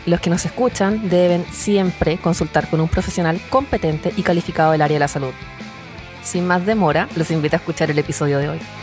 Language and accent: Spanish; Chile